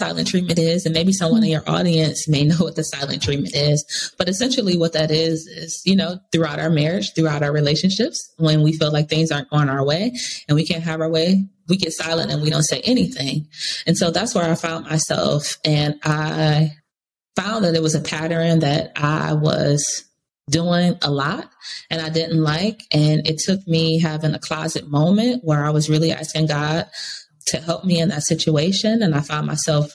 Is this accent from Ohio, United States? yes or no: yes; Cleveland, Ohio, United States; moved away as an adult; now in Charlotte, United States; I'm originally from Cleveland, Ohio. So when I moved from there 10 years ago and came to Charlotte, North Carolina